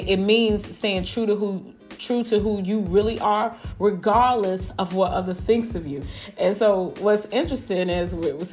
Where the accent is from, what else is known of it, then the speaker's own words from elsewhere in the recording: Chicago, Illinois, United States; now in Houston, United States; I grew up in Chicago